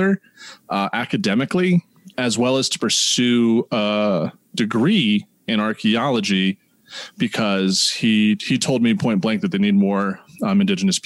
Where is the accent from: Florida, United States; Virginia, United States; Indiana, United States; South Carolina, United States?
Virginia, United States; Northern; moved away as an adult; also born or lived in Wyoming; now in Boulder, United States; growing up in Northern Virginia, always going to the Smithsonian